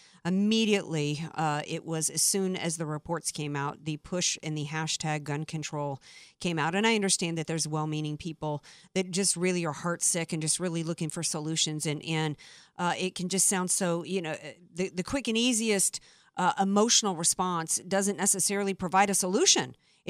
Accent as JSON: {"language": "English", "region": "the South", "country": "United States", "tie": "born or raised there", "said": "I grew up in the South."}